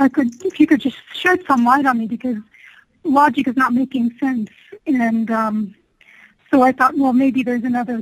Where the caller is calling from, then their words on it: Colorado Springs, Colorado, United States; I'm calling from Colorado Springs.